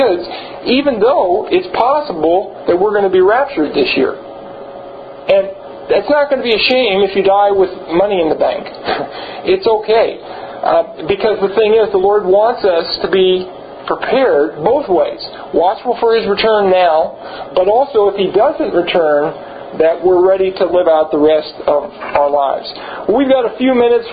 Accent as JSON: {"language": "English", "town": "Los Angeles", "region": "California", "country": "United States", "tie": "born or raised there", "said": "I was born in Los Angeles"}